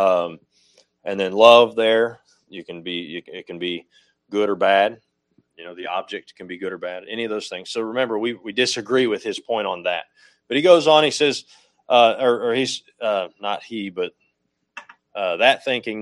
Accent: United States; I'm an American

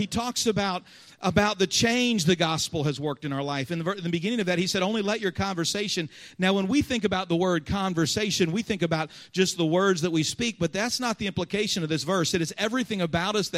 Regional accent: Cincinnati, Ohio, United States; moved away; I grew up in Cincinnati

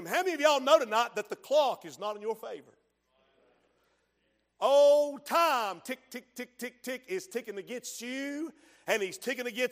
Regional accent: Henderson County, North Carolina, United States; now in Spruce Pine, United States; I grew up back in Henderson County many, many years ago.

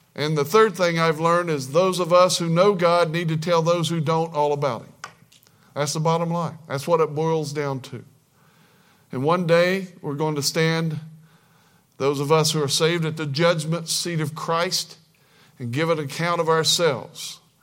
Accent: Kentucky, United States; I was born in Kentucky

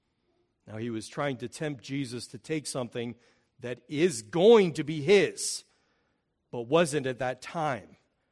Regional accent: Oregon, United States; I came from the Northwest, so we had Mount Hood right in my backyard.

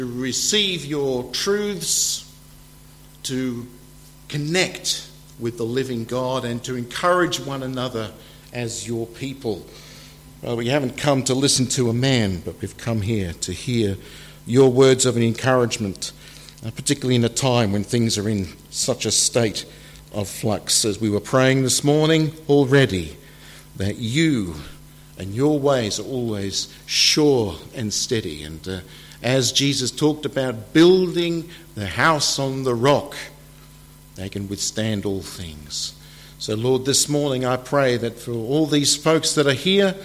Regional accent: Australia; moved away as an adult; now in England, United Kingdom; I am from Australia originally, and I've been here in England for 10 years

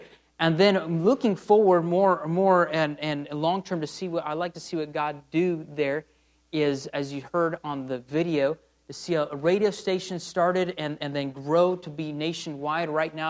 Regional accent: Tucumán, Argentina; where I was mentioning the pastor this morning, where I grew up there in Tucumán, the climate's a lot like here

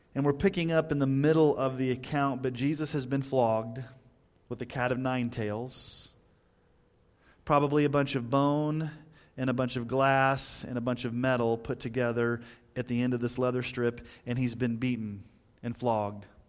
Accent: Texas, United States; when I was growing up in Texas

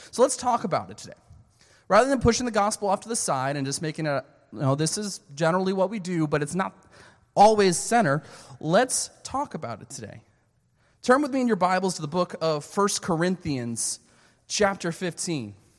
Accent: Philadelphia, Pennsylvania, United States; moved away as an adult; also born or lived in Canada / Pensacola, Florida; I was born and raised in, uh, Philadelphia, Pennsylvania

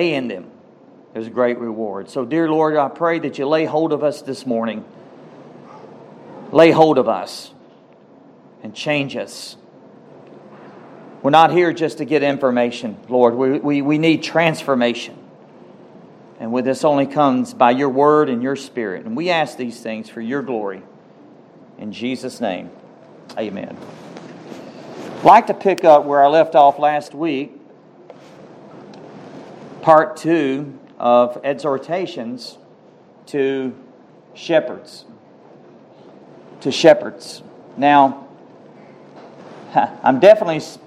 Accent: Cave Spring, Georgia, United States; also born or lived in Rome, Georgia; I'm from Cave Spring

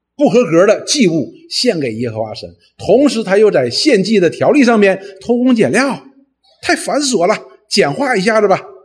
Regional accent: China; 我们中国人通常呢，认为忌喜，呃，平安是什么意思呢？

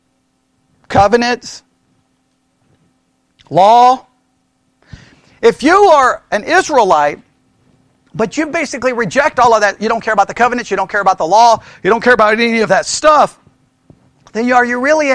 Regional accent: Texas, United States; being born in Texas on Texas Independence Day

